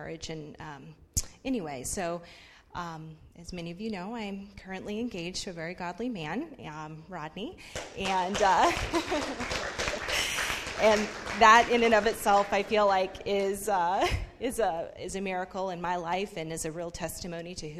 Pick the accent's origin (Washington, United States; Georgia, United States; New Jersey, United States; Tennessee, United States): Washington, United States; Seattle; moved away as an adult; now in Louisiana, United States; I am from Seattle